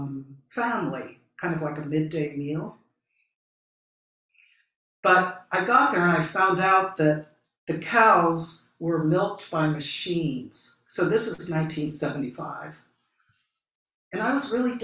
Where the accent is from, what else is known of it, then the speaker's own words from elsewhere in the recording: Philadelphia, Pennsylvania, United States; moved away as an adult; also born or lived in St. Louis, Missouri; I grew up in Philadelphia